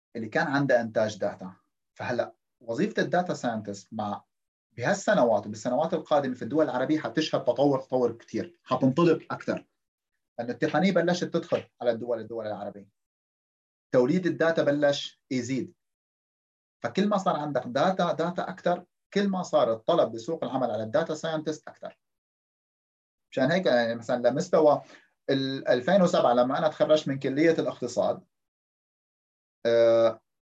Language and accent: Arabic; Syria; moved away as an adult; معدلي بسوريا